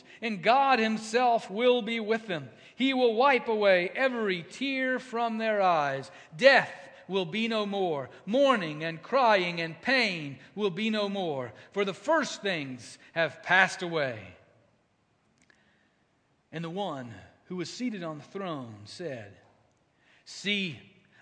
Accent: United States; we see that as Americans. We see that as American Christians

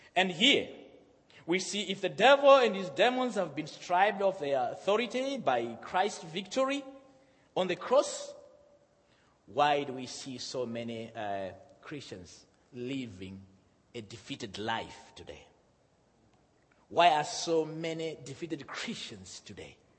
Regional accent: Malawi; moved away; also born or lived in Zimbabwe; I'm from Malawi. My father is from Zimbabwe. I was born in Zimbabwe, and uh, my mother is, is, uh, uh, is, from Malawi

